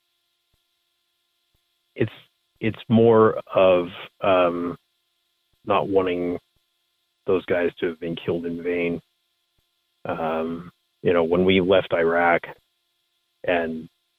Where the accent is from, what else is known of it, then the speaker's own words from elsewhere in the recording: United States; as a citizen, as an American